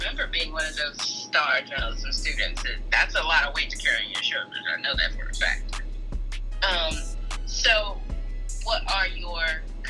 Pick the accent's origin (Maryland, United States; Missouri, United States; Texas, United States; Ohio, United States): Maryland, United States; moved away as an adult; I went to Morgan State. I'm from Maryland.